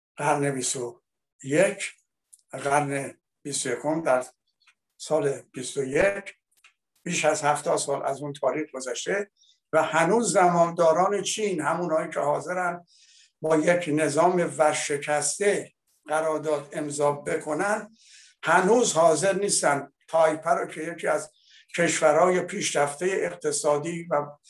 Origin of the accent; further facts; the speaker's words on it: Iran; now in France; من به عنوان یک ایرانی